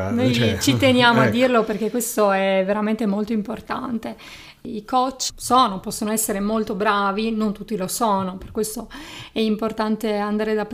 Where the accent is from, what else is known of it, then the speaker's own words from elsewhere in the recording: Sardinia, Italy; accent: Sardinian; now in Turin, Italy; io sono laureata in psicologia, sono una psicologa e sono originaria della Sardegna. Forse si, si sente, si sente il mio accento.